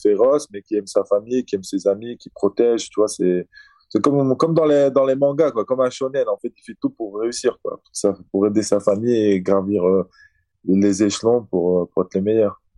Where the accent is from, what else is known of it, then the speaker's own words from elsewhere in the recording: Azerbaijan; moved away; comme je suis du Caucase, tu vois, je, suis... je viens d'Azerbaïdjan. Donc l'animal chez nous, c'est le loup